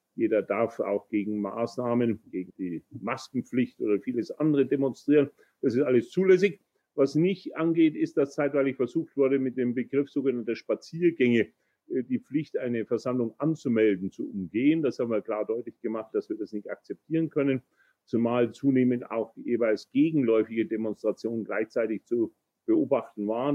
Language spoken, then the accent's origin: German; Bavaria, Germany; bei uns in Bayern